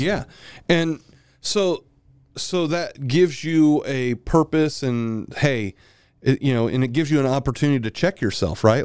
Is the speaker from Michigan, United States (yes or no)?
no; Milton, Florida, United States; I'm from Milton, Florida. I am a back road hillbilly